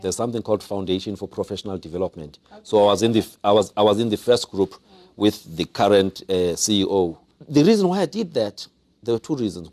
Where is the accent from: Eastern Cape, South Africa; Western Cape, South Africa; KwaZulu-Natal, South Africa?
Eastern Cape, South Africa; Mthatha; also born or lived in Pondoland, Eastern Cape; I grew up in Umtata